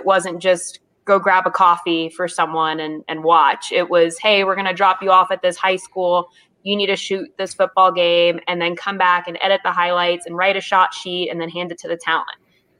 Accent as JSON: {"language": "English", "region": "South Louisiana", "country": "United States", "tie": "born or raised there", "also_born_or_lived": "Mississippi", "moved": "as an adult", "lives_now": "Denver, United States", "said": "Yeah, so I'm from Louisiana, born and raised in South Louisiana."}